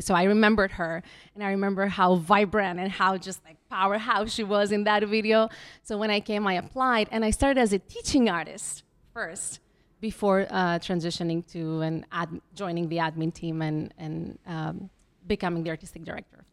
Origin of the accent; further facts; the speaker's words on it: Greece; moved away as an adult; also born or lived in Mexico / Athens, Greece / Belgium / California, United States; now in New York City, United States; I was born in Mexico. Um, I went to school a little bit there. We left, we emigrated to Greece